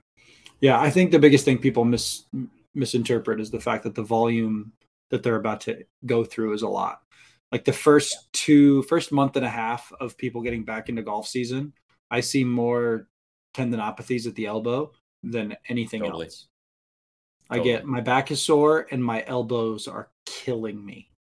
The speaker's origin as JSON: {"language": "English", "region": "Maine", "country": "United States", "tie": "born or raised there", "said": "Listen, you're preaching to the choir here. I mean, I grew up in Maine."}